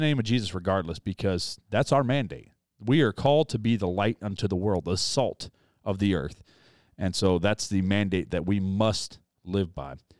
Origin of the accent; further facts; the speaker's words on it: United States; as an American